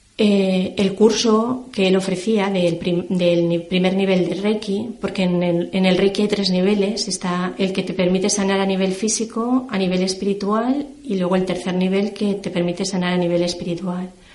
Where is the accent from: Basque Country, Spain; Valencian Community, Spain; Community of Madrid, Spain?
Valencian Community, Spain; Valencia; also born or lived in Terrassa, Catalonia; yo nací en Tarrasa y a la edad de cinco años mi familia se trasladó a vivir a Valencia, que es donde actualmente resido.